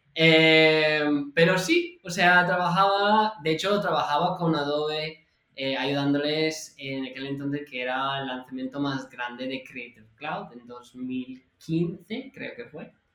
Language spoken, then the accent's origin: Spanish; California, United States; Spanish is a second language; moved away as an adult; now in Barcelona, Spain; yo soy de California